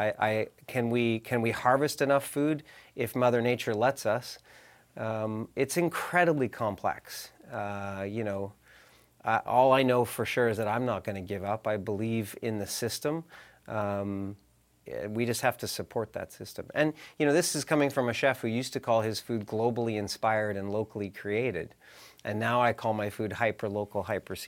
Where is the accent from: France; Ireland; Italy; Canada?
Canada; Okanagan, British Columbia; also born or lived in Vancouver Island; I was born in the Okanagan. I live in the Okanagan, but I spent years on Vancouver Island and years on the south coast of this province